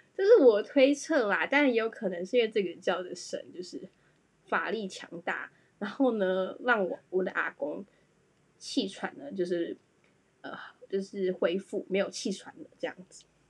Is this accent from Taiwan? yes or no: yes; Taiwan; 我要来讲一下身为台湾人非常困扰的事情